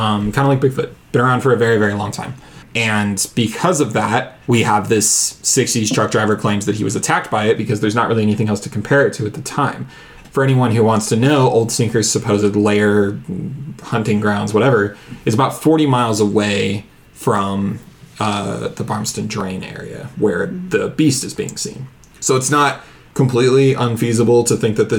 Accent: Southern, United States; accent: Southern; my Southern accent

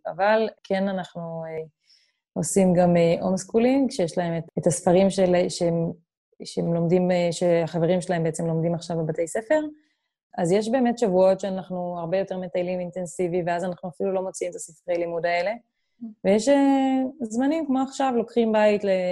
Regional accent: Israel; moved away as an adult; המקורות שלנו הם ישראלים

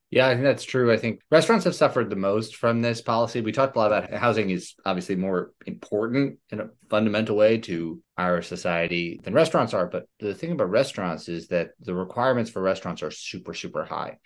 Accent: New York City, New York, United States; I'm from Manhattan.

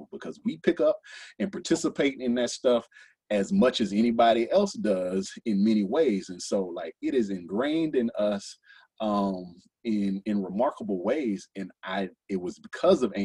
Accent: Texas, United States; now in Louisville, United States; I'm from Texas

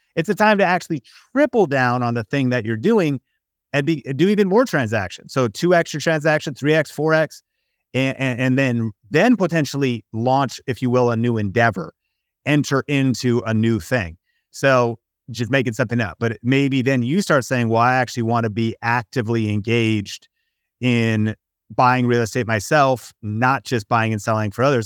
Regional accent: Seattle, Washington, United States; growing up in Seattle, Washington, there was evergreen trees

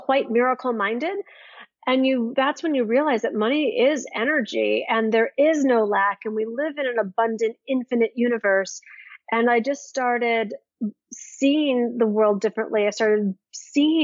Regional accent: Midwest of the United States, United States; growing up in the Midwest of the United States

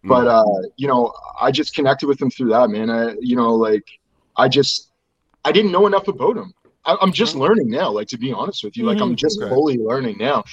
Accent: Nova Scotia, Canada; I'm from Nova Scotia and we were in Nova Scotia

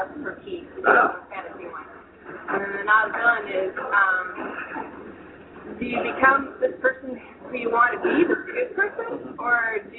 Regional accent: Italy; moved away; also born or lived in Japan / Germany; So I live in Japan, Germany, Italy, and I'm from Italy.

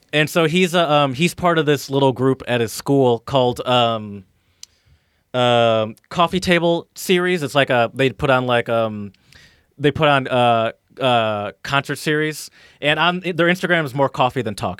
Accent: United States; I'm American

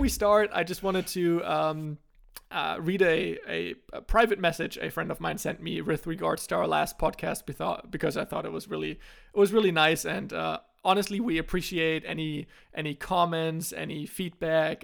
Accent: Germany; I had here in Germany

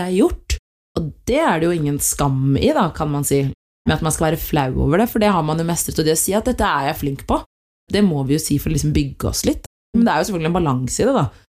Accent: Norway; Jeg har eritreisk opphav, men født og oppvokst her i Norge

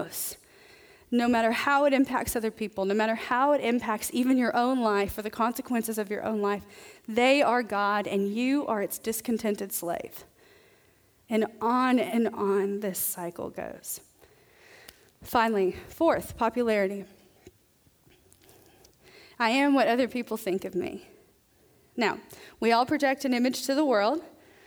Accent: the South, United States; I'm from the South

